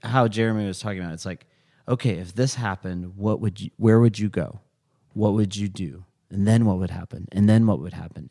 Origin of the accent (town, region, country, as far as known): United States